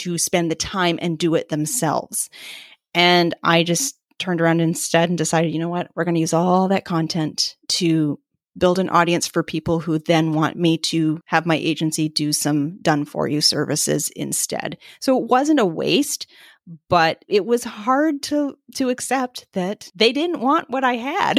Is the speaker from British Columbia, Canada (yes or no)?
yes; Vancouver, British Columbia, Canada; also born or lived in East Coast of Canada; now in East Coast, Canada; so I live on the East Coast of Canada now. I'm from the West Coast. My family is still there